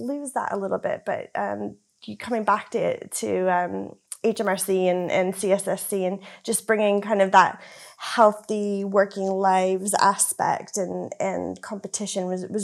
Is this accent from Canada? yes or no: yes; Canada; moved away; So I grew up in Canada. You can probably tell I've got a bit of a strange accent